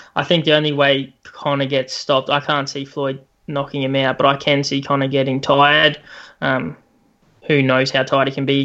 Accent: Australia; as an Aussie

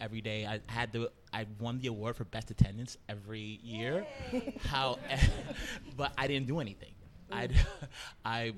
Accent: New York City, New York, United States; born and raised in Brooklyn. I'm from a little neighborhood called East New York

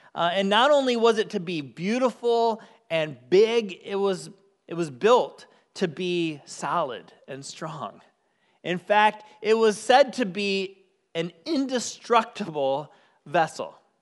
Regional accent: Michigan, United States; moved away; I grew up on the shores of Lake Michigan. Yes, I'm from Michigan

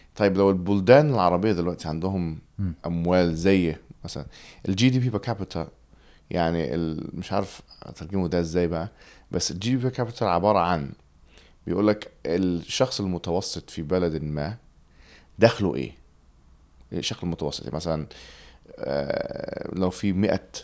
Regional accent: England, United Kingdom; Arabic is a second language; also born or lived in Alexandria, Egypt; now in London, United Kingdom; انا اتولدت في, في انجلترا

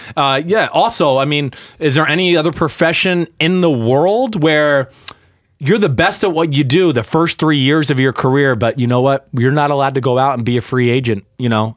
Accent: New Jersey, United States; I grew up in North Jersey

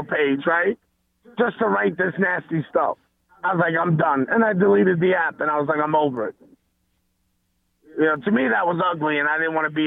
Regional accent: New York, United States; growing up in New York

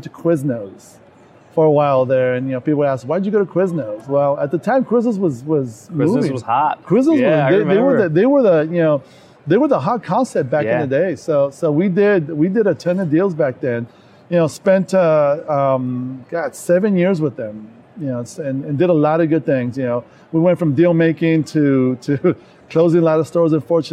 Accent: Los Angeles, California, United States; moved away as an adult; now in Phoenix, United States; born and raised in Los Angeles, ended up moving out to Phoenix to go to school

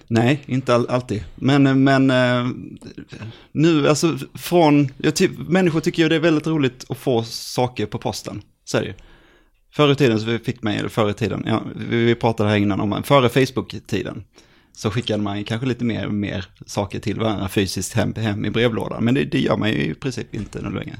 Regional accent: Jönköping, Jönköping County, Sweden; Jag kommer från, eh, från Jönköping

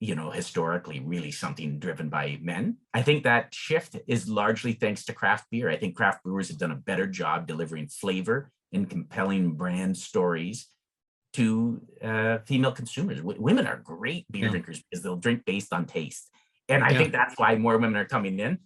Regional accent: Lucan, Ontario, Canada; I grew up in Southern Ontario in a town called Lucan

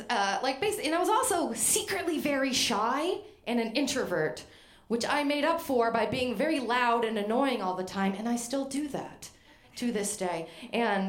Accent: Maine, United States; I'm from Maine

